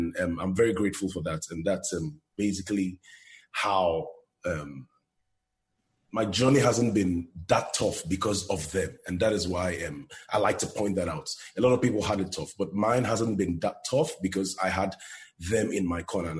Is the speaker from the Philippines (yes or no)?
no; Nigeria; moved away as an adult; now in United States; growing up in Nigeria, I lived in Nigeria for more than 30 years of my life